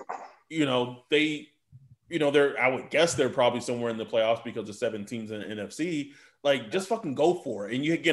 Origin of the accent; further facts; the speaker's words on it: Texas, United States; moved away as an adult; now in California, United States; from, born and raised in Texas, lived there 19 years of my life, and I still consider it home. Like I still don't consider California home